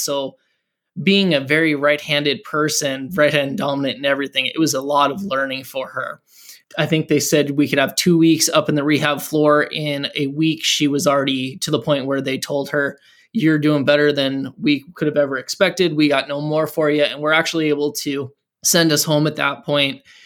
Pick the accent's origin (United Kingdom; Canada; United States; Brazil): United States; Montana; moved away; also born or lived in Fargo, North Dakota / Seattle area; We're both originally from Montana